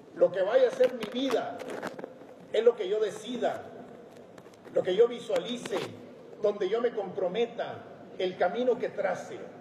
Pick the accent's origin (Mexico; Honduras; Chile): Mexico; Sierra de Chihuahua; El machismo, el pistolerismo, la desnutrición, el abandono estaban presentes en la sociedad donde nací y crecí